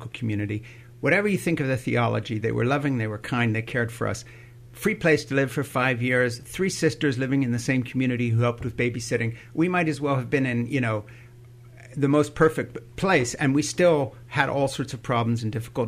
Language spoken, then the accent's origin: English; Switzerland; moved away; I grew up in Switzerland